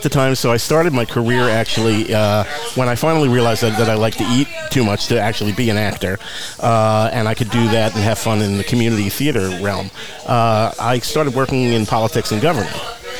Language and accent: English; Teaneck, New Jersey, United States; moved away as an adult; also born or lived in Manhattan, New York; now in Coachella Valley, United States; I was born in Manhattan, but grew up in Teaneck, New Jersey